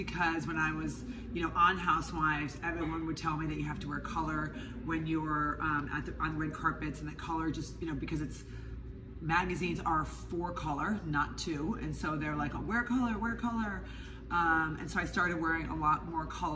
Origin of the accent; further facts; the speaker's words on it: Midwest, United States; I am from the Midwest